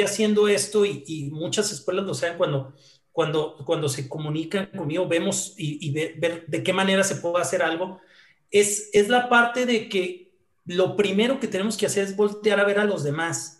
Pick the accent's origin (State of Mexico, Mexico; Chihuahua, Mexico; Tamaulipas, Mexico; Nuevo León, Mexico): Chihuahua, Mexico; Hidalgo del Parral; moved away as an adult; now in Chihuahua, Mexico; soy originario de Parral, entonces me vine, que es una ciudad que está aquí cerca, eh, dos horas de, Chihuahua, y me vine a estudiar la carrera